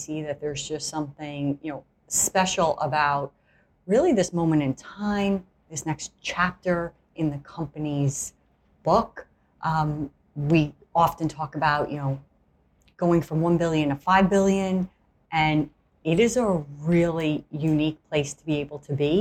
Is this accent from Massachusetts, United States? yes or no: no; New York City, New York, United States; My home state, my home city here